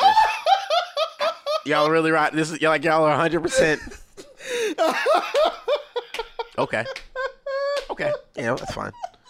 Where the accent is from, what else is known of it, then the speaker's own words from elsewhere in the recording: Philadelphia, Pennsylvania, United States; I'm from Philly